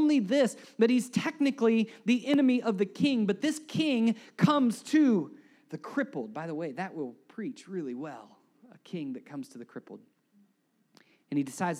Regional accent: United States; as Americans

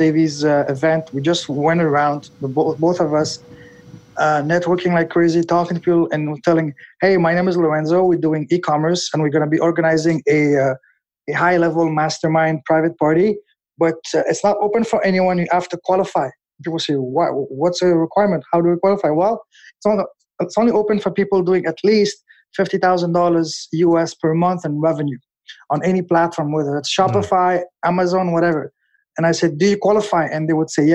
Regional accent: Canada; moved away as an adult; also born or lived in Shenzhen / Hangzhou; now in Hong Kong; me being Canadian

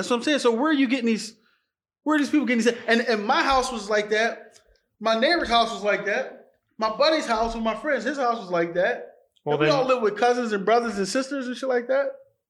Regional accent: Philadelphia, Pennsylvania, United States; I came from North Philly, which was the ghetto.

